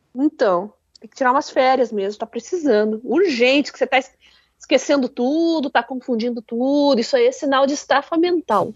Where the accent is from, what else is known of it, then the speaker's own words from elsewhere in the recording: Curitiba, Paraná, Brazil; Eu, como boa curitibana